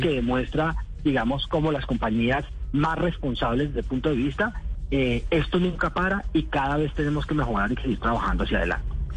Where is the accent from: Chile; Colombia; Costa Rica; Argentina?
Colombia; como colombiano